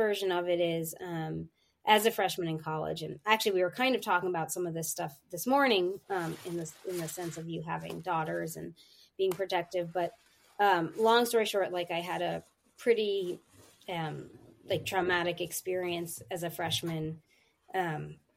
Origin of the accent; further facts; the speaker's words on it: New York City, New York, United States; moved away as an adult; also born or lived in Philadelphia; I'm from New York City. I was born and raised in Manhattan and lived there my whole life through high school